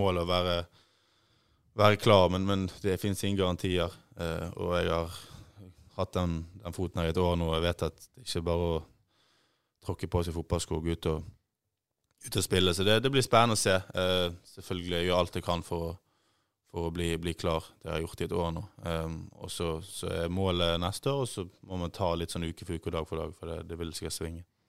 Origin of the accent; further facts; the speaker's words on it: Bergen, Vestland, Norway; moved away; also born or lived in Ålesund; Født i Ålesund, oppvokst i Bergen